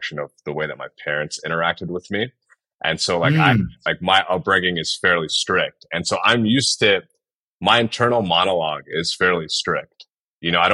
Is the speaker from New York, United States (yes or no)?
yes; New York, United States; moved away as an adult; now in Nashville, United States; I grew up in New York.